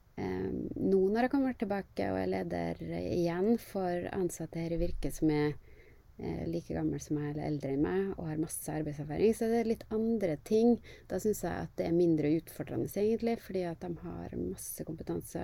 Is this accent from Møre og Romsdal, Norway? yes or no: yes; Kristiansund, Møre og Romsdal, Norway; moved away as an adult; now in Oslo, Norway; jeg er jo en eh, skikkelig nordmøring. Jeg er fra Kristiansund. Er eh, veldig glad i hjembyen min